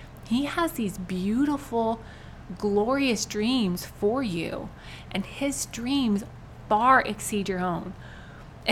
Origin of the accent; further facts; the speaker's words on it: United States; we, as American Christians